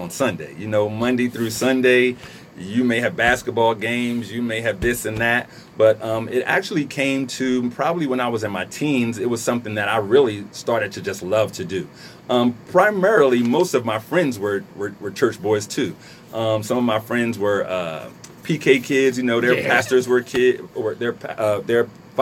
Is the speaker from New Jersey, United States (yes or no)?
yes; Trenton, New Jersey, United States; I'm born and raised in Trenton, New Jersey. I'm a Trentonian.